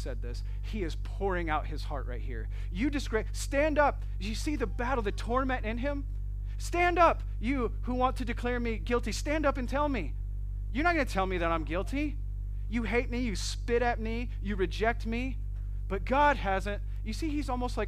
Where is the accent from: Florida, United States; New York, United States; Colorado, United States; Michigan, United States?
Michigan, United States; Flint; I'm from Flint, Michigan.